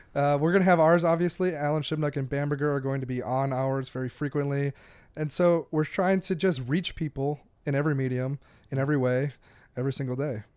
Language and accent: English; Door County, Wisconsin, United States; just northeast of Green Bay, little area called Door County